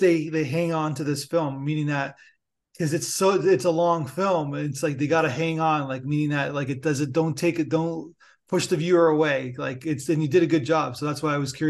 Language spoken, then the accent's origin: English; Niagara Falls, Ontario, Canada; now in Toronto, Canada; I live in Toronto now, but I'm from actually Niagara Falls originally, grew up, born and raised